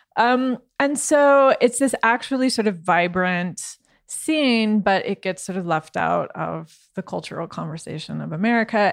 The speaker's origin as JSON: {"language": "English", "region": "Midwest", "country": "United States", "moved": "yes", "lives_now": "Berlin, Germany", "said": "I come from the Midwest, which has a very sort of skeptical and hostility, I guess, to art in general"}